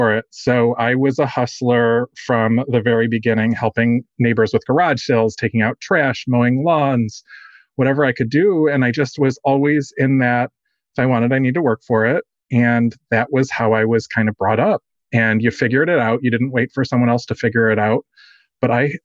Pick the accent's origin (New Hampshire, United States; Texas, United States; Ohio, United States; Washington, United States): Texas, United States; Dallas; I am from Dallas, Texas